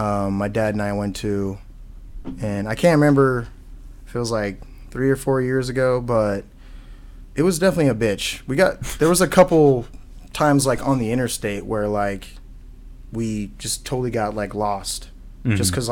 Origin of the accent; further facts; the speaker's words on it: Dallas, Texas, United States; now in Waukee, United States; No, actually, originally I'm from Dallas, Texas.